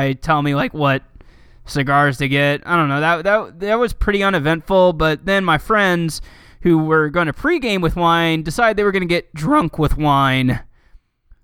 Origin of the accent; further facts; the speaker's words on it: Cincinnati, Ohio, United States; I grew up in Cincinnati for the most part